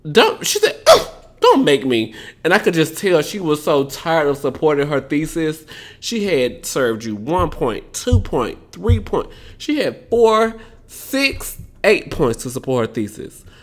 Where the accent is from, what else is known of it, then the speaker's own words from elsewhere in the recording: Southern United States, United States; accent: southern; Cause y'all always make fun of my southern accent.